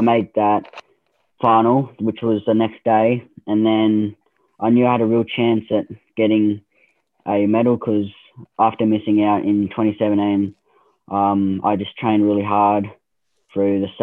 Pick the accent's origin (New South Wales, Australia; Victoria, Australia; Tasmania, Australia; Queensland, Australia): Tasmania, Australia; Forth; I'm from Forsyth, so just in between Devonport and Turners Beach